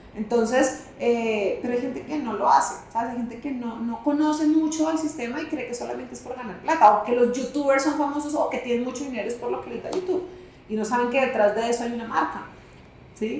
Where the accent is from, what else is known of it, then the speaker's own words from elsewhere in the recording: Santa Marta, Magdalena, Colombia; accent: costeña; Yo soy costeña